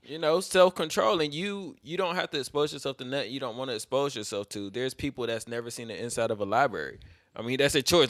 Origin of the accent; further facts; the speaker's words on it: Fayetteville, United States; I'm from Fayetteville. Fayetteville's small